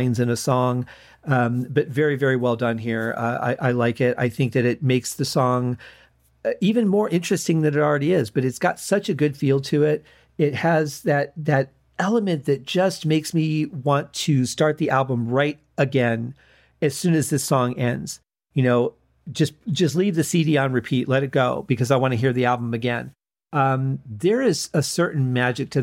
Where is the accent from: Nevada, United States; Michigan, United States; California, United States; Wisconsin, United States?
Michigan, United States; Detroit; a lot of Motown music growing up in Detroit.